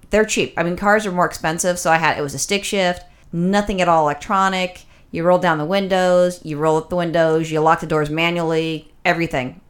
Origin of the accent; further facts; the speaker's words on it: Los Angeles, California, United States; I'm born and raised in Los Angeles